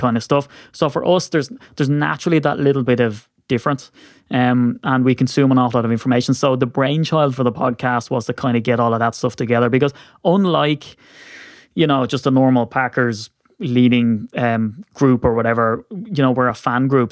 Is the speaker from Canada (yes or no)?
no; Ireland; what I get as an Irishman